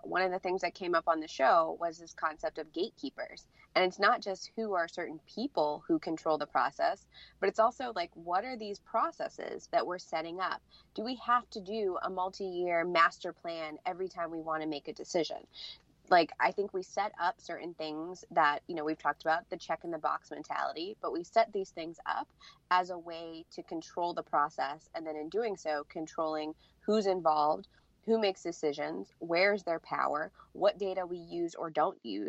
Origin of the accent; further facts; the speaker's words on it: Pennsylvania, United States; I'm from Pennsylvania.